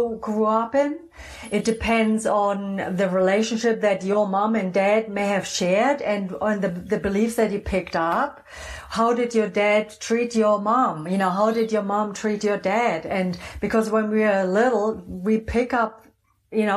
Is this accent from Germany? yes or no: yes; Germany; also born or lived in New Zealand / Phoenix; now in Sedona, United States; Originally, I'm from Germany, just, you know, so people know where my funky accent's from.